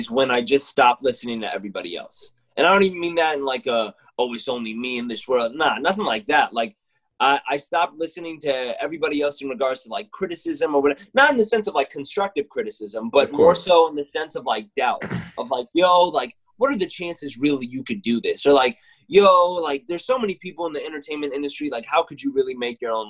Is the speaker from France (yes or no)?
no; Mississippi, United States; now in Texas, United States; I'm a kid from Mississippi that moved to Texas